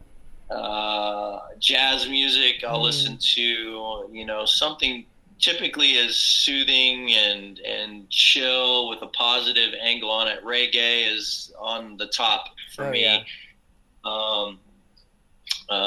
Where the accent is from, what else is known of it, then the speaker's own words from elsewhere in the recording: Port Arthur, Texas, United States; moved away; I grew up in Texas in a little town called Port Arthur